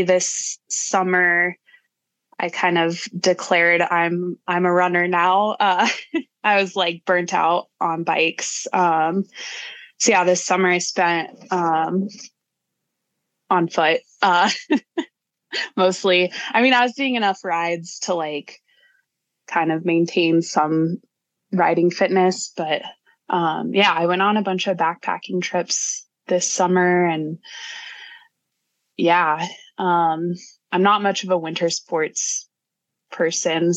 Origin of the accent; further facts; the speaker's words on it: Broomfield, Colorado, United States; also born or lived in Boulder, United States; now in Durango, United States; I'm from Boulder. I grew up, just outside of Boulder in Broomfield